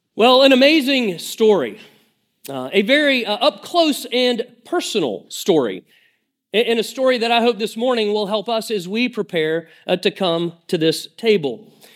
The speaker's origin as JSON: {"language": "English", "area": "Lake Lanier", "region": "northeast Georgia", "country": "United States", "tie": "born or raised there", "said": "I grew up on Lake Lanier. Uh, it's in northeast Georgia, about an hour, uh, north of Atlanta"}